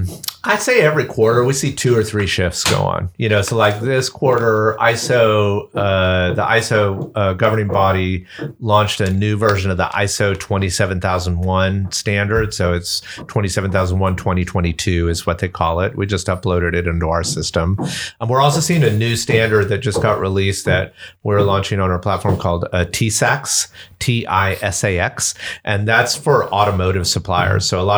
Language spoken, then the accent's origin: English; Atlanta, Georgia, United States; accent: Southern; So if you can't tell from my Southern accent, I'm from Atlanta. That's where I grew up.